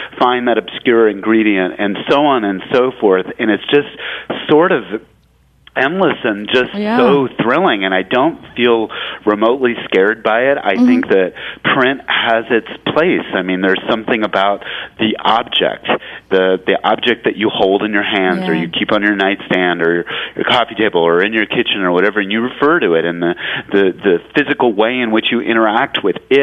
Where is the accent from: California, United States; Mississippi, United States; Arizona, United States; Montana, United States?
California, United States; I'm originally from California